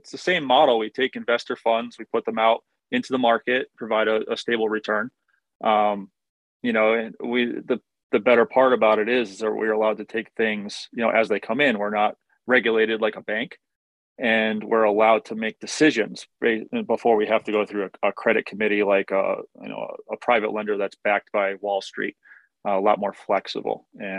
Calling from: Connecticut, United States; I'm in Connecticut. I'm getting the same storm as you are, except mine's all ice.

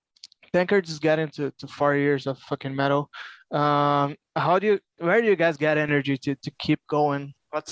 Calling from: Brazil; English is a second language; I'm talking straight from Brazil.

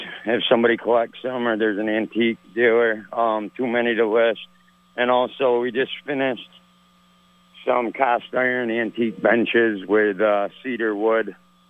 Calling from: St. Albans, United States; St. Albans.

